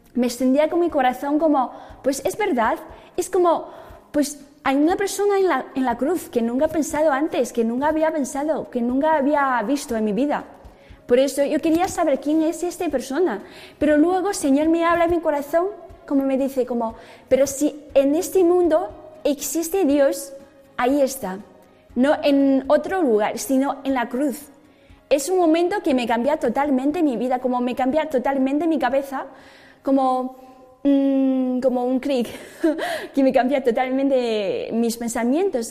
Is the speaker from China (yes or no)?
yes; China; Spanish is a second language; moved away; Yo nací en China, en una ciudad em, ni muy grande, pero ni muy pequeño